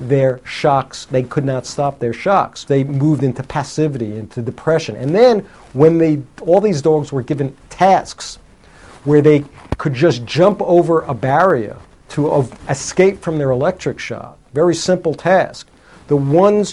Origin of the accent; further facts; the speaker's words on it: United States; when I was growing up in America here